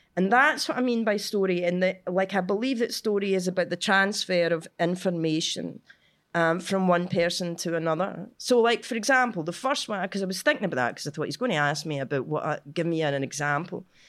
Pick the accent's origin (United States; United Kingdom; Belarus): United Kingdom; Cumbernauld, Scotland; I'm from Cumbernauld.